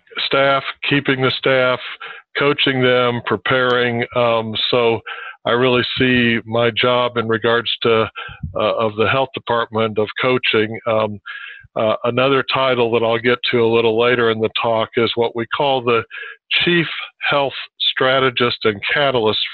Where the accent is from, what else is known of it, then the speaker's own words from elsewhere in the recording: Kansas City, Kansas, United States; also born or lived in Oklahoma City, Oklahoma / Michigan / Maryland; grew up pretty much kindergarten through high school here in the Kansas City region in the very northeast tip of Johnson County